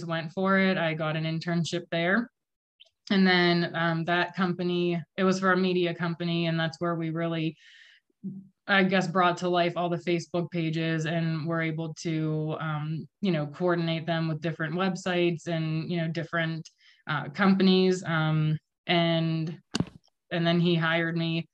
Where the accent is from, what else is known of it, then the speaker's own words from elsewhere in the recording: Vandergrift, Pennsylvania, United States; also born or lived in Los Angeles; I'm actually from Vandergrift.